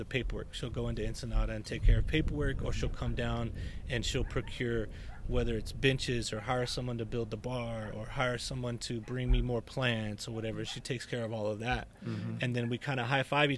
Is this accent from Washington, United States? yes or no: no; Dallas-Fort Worth Metroplex, Texas, United States; growing up in Texas, is that you living in a, Dallas-Fort Worth Metroplex